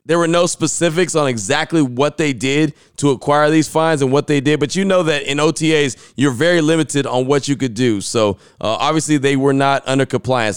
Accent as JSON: {"language": "English", "region": "West Coast", "country": "United States", "moved": "yes", "lives_now": "Central Texas, United States", "said": "I came from the West Coast originally"}